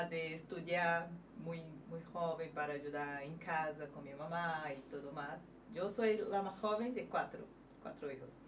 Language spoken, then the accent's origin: Spanish; Espírito Santo, Brazil; Spanish is a second language; moved away as an adult; now in Madrid, Spain; soy de Brasil, soy de Espírito Santo. Capichaba. Mm, capixaba.